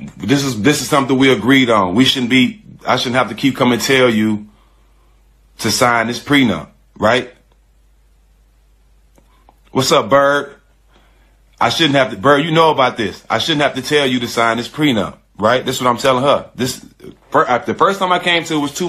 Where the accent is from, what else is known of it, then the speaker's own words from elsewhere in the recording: Port Arthur, Texas, United States; I'm from Texas. I'm from Port Arthur, which is an hour from Houston